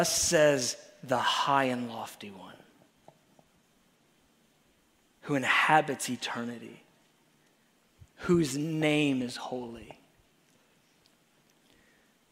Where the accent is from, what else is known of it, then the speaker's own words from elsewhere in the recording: United States; We're so American